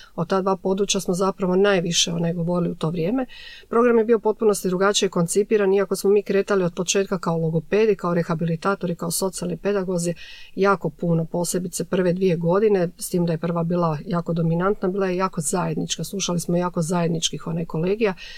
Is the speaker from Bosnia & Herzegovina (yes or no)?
no; Šibenik, Šibenik-Knin County, Croatia; moved away as an adult; now in Zagreb, Croatia; Tad sam došla iz Šibenika u Zagreb na studij.